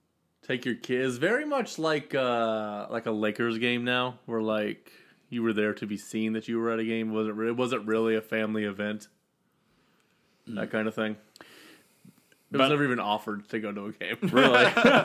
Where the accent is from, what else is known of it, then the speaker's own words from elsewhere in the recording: Chicago, Illinois, United States; moved away; I lived in Chicago. I'm from Chicago, so my whole family's there.